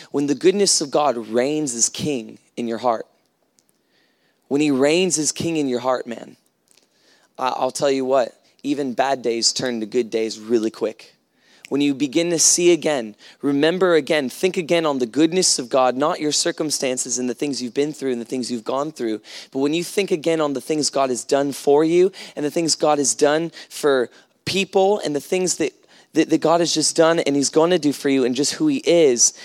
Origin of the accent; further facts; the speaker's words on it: United States; moved away; I come from America